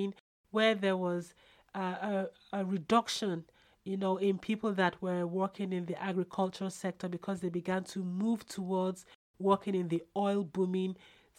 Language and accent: English; Jos, Plateau, Nigeria; also born or lived in Ogbomoso, Oyo State; We eventually settled down and lived in a place called Jos, as the weather was almost the same as the British weather